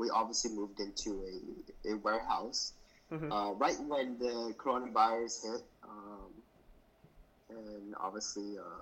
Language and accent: English; United States; I was born in the United States, but, you know, my parents were born and raised in Vietnam